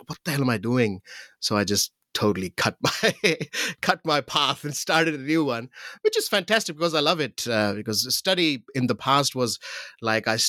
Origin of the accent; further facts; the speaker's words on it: Pakistan; moved away; growing up in Pakistan